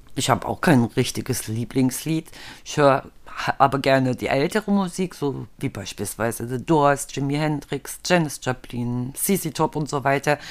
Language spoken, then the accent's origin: German; East Germany, Germany; Und ich komme ja aus dem Osten